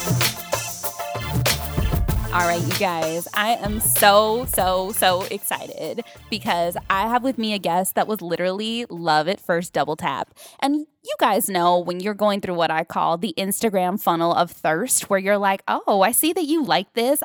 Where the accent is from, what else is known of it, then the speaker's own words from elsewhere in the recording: Long Beach, California, United States; now in Los Angeles, United States; I'm from Paramount, North Long Beach, Compton.